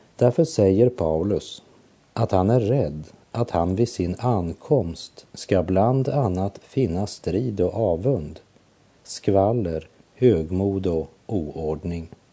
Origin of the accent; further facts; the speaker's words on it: Sweden; Jag är ju svensk medborgare